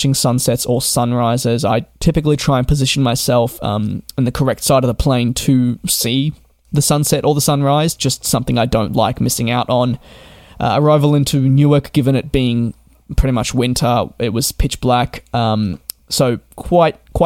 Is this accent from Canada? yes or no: no; Australia; being an Australian myself, growing up